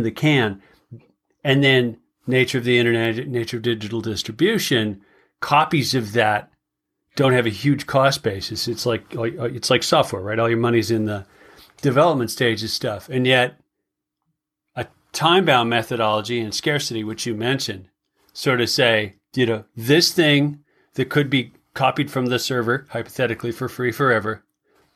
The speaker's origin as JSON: {"language": "English", "town": "Durango", "region": "Colorado", "country": "United States", "tie": "born or raised there", "said": "it's my hometown, right? That's my hometown."}